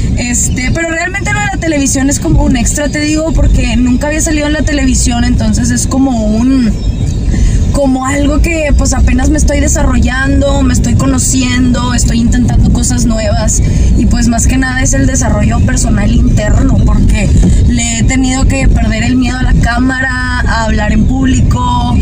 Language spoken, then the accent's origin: Spanish; Monterrey, Nuevo León, Mexico; soy de Monterrey